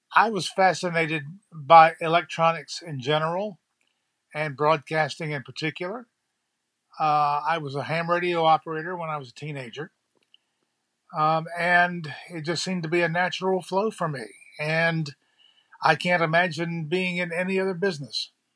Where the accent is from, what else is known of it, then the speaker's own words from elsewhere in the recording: New Bern, North Carolina, United States; I grew up in New Bern, graduated high school here, started my TV career here